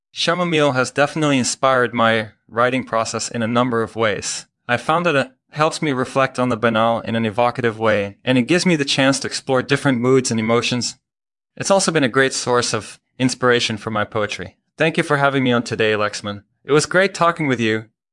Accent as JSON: {"language": "English", "country": "Belgium", "moved": "as an adult", "lives_now": "United States", "said": "I'm originally from Belgium, but I've been living in the United States for the past few years."}